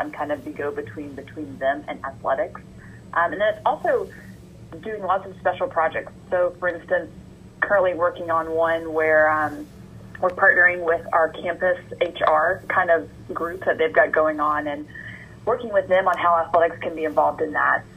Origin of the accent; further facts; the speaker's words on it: Georgia, United States; moved away as an adult; I'm from Georgia, born and raised in Georgia, went to UGA for my undergrad